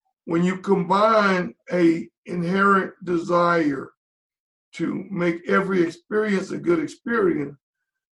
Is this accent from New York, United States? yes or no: no; Shreveport, Louisiana, United States; moved away as an adult; also born or lived in Pittsburgh / Charlotte; in Shreveport, Louisiana, my hometown.